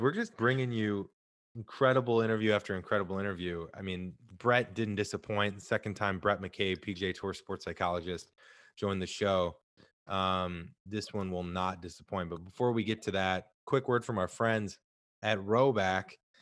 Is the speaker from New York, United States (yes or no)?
no; St. Louis, Missouri, United States; now in Southern California, United States; I'm from Saint Louis originally